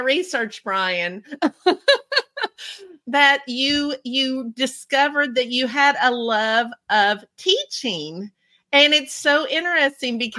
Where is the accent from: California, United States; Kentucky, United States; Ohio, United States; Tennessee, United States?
Kentucky, United States; I am from Kentucky